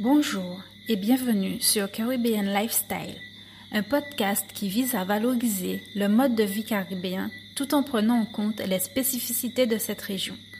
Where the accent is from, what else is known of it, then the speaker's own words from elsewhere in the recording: Guadeloupe; je suis originaire de l'archipel de la Guadeloupe